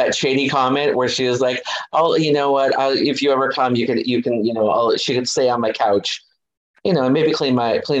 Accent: Los Angeles, California, United States; I was born in East Los Angeles, which is a very Hispanic area.

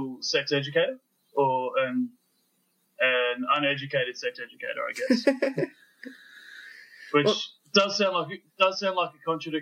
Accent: Australia; now in New Zealand; I grew up in Australia. I live in New Zealand now.

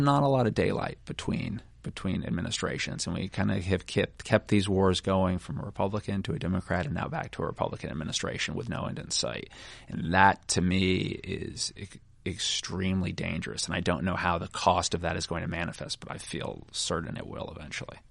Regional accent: United States; we being the American people

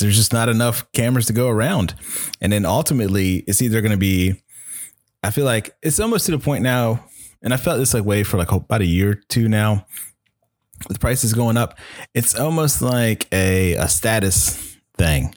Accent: Chesapeake, Virginia, United States; I'm from Chesapeake, Virginia

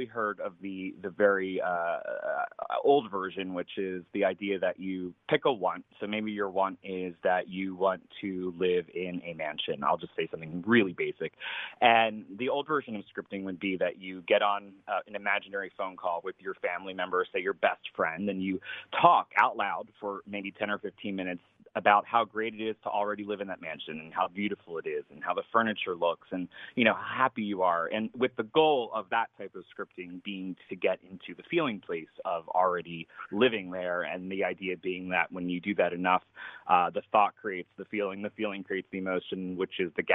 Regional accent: a suburb of Philadelphia in New Jersey, United States; I grew up right outside of Philadelphia in a little town in a suburb there of New Jersey

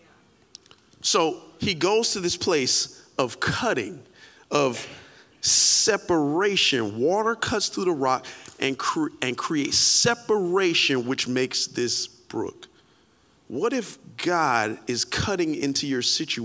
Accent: Carol City, Florida, United States; I'm from Carroll City

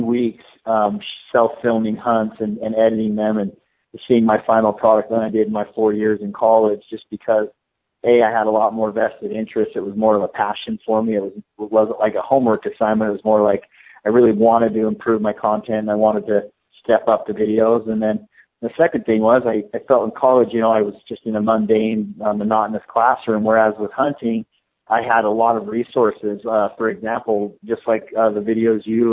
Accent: Salt Lake City, Utah, United States; moved away as an adult; now in Arizona, United States; I grew up hunting in Salt Lake City, Utah

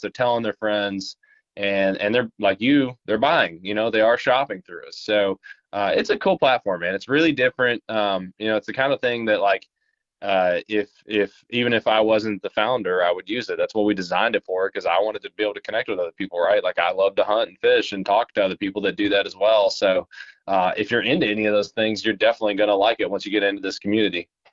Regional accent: Middlesboro, Kentucky, United States; also born or lived in Tennessee; I'm from Appalachia in Middlesboro, Kentucky, born in uh, eastern Kentucky and grew up there and uh, lived there for 18 years.

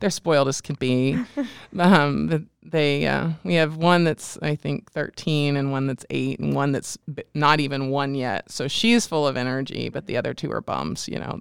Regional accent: near Cincinnati, Ohio, Indiana, United States; also born or lived in Bloomington, Indiana; grew up in Indiana in a small town and went to school K through twelve there

